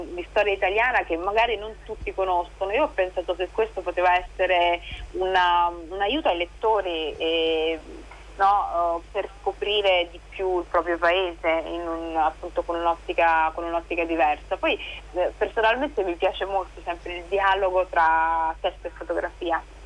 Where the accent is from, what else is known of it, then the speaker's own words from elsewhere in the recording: Rome, Lazio, Italy; io sono romana, vivo qui da tantissimo